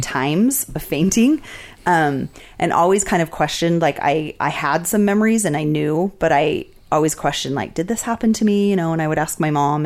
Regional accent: Las Vegas, Nevada, United States; also born or lived in Salt Lake City, Utah / Washington, District of Columbia, United States; now in Utah, United States; I had like a really um, different experience of Vegas growing up there

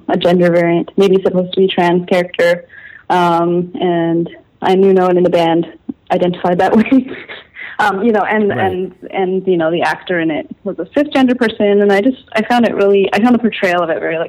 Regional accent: Calgary, Alberta, Canada; growing up in Calgary, Alberta, you know, in the Texas of Canada, in a Pentecostal family

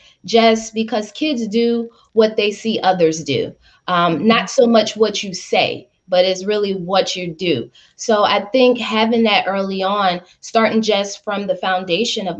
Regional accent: Louisiana, United States; also born or lived in Chicago, Illinois; I grew up in Louisiana on the property, even though I was born in Chicago

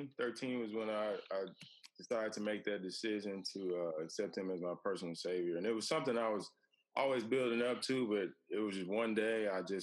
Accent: Allen, Texas, United States; also born or lived in Dallas area; I was born and raised in Allen, lived there my whole childhood growing up

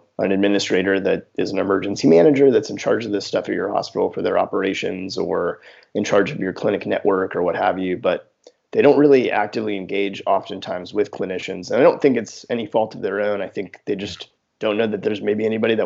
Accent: Houston, Texas, United States; also born or lived in New Orleans; I grew up in Houston

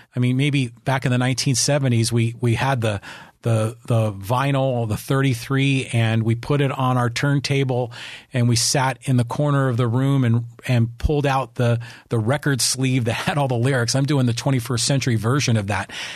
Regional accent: San Francisco, California, United States; I grew up in San Francisco

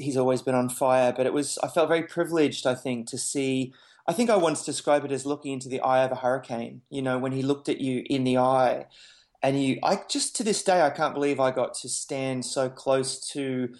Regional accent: Brisbane, Queensland, Australia; I'm a Brisbane boy, so I was born in Brisbane

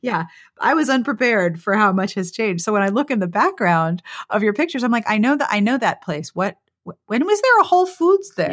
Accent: Pittsburgh, Pennsylvania, United States; moved away; you live in my hometown

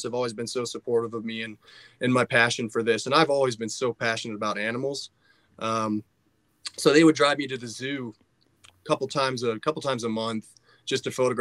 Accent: Orlando, Florida, United States; moved away as an adult; also born or lived in Star Valley Ranch, Wyoming; now in Jackson, United States; I grew up in Orlando

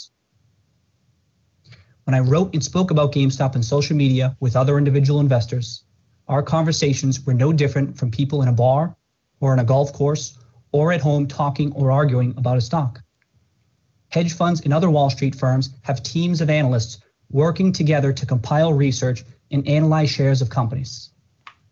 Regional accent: Brockton, Massachusetts, United States; I grew up in Brockton, Massachusetts

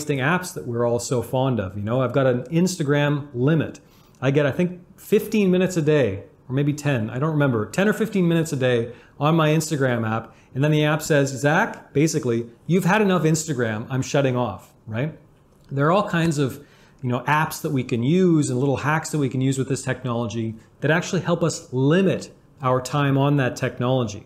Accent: Canada; I'm Canadian. I love hockey because I'm Canadian

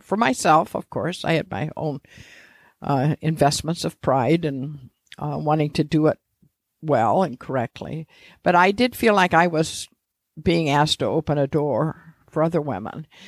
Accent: Mishawaka, Indiana, United States; also born or lived in Washington, D.C. / Bloomington, Indiana; I grew up in Mishawaka, next to South Bend.

